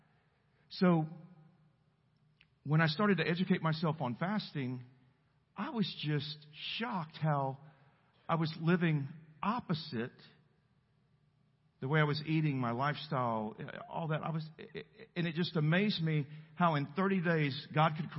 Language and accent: English; El Campo, Texas, United States; I'm from El Campo, Texas. We don't have mountains. We have rice canals, flat fields